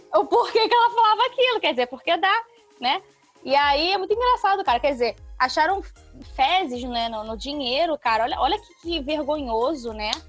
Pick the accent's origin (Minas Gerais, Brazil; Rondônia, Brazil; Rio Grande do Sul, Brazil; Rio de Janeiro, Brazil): Rio de Janeiro, Brazil; accent: meio acariocado (carioca-ish); o meu jeito de entregar piada que é meio acariocado